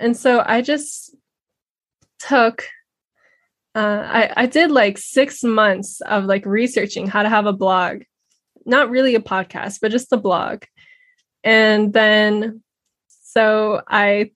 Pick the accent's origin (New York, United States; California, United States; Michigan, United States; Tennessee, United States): California, United States; Redondo Beach; I grew up in Redondo Beach, California.